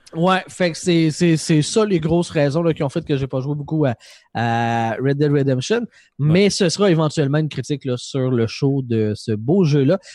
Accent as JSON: {"language": "French", "region": "Quebec", "country": "Canada", "said": "je suis du Québec."}